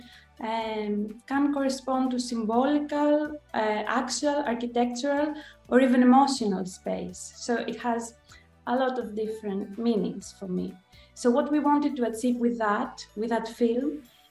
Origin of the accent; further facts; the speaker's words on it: Athens, Attica, Greece; I am from Athens, Greece